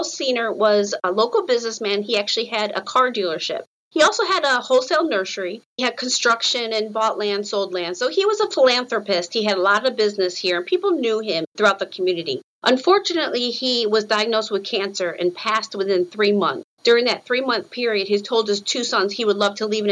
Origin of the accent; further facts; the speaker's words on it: Rochester, New York, United States; moved away as an adult; also born or lived in Pennsylvania; now in North Carolina, United States; growing up in Rochester, New York